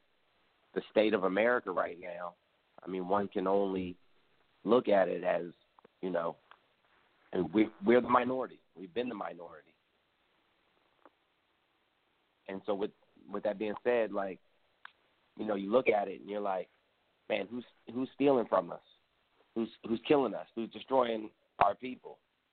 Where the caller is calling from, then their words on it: Gainesville, Virginia, United States; I'm calling from Gainesville, Virginia.